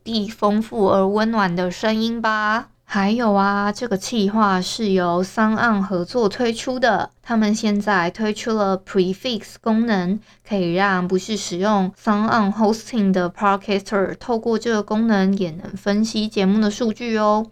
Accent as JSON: {"language": "Chinese", "town": "Hualien", "region": "Hualien County", "country": "Taiwan", "tie": "born or raised there", "also_born_or_lived": "Tainan", "accent": "Hualien accent", "moved": "as an adult", "said": "我从小在花莲长大"}